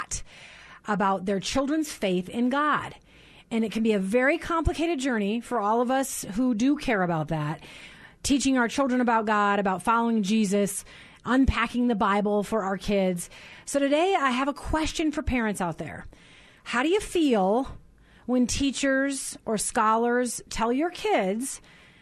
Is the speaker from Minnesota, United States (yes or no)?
yes; Minnesota, United States; I grew up in Minnesota